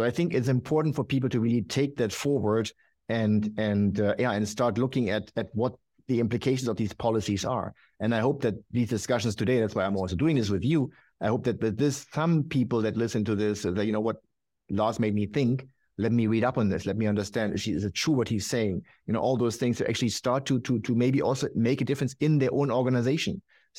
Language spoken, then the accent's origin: English; Germany; But look, I'm from Germany.